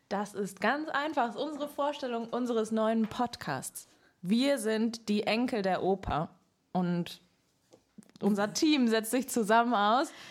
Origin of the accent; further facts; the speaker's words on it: Berlin, Germany; Ja, ich komme aus einem ähm, Musikerhaushalt. Ich bin in Berlin aufgewachsen